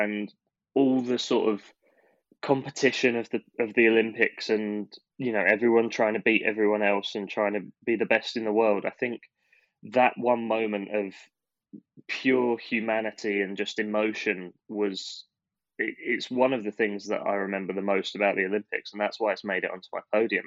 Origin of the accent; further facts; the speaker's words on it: United Kingdom; we are British